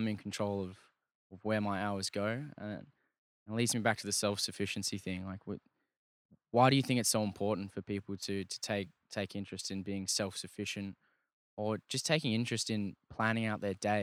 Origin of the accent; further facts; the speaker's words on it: Australia; I'm from Australia